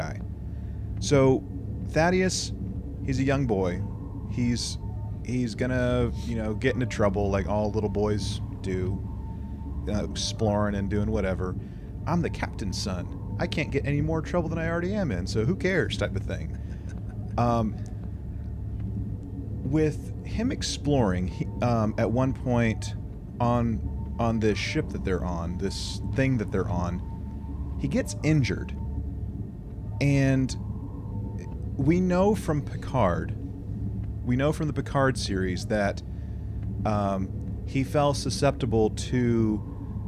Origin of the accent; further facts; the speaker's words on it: United States; as an American